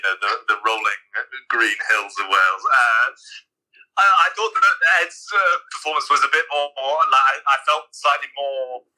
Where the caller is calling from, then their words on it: Juba, South Sudan; I'm calling from within my mosquito net in Juba, South Sudan.